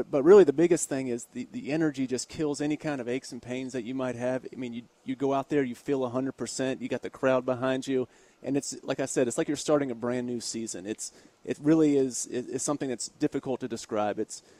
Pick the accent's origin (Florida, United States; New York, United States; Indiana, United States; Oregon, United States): Florida, United States; Tampa; moved away as an adult; also born or lived in Hanover County, Virginia; now in Richmond, United States; So I was born and raised in Tampa, Florida, and then came up to William & Mary for college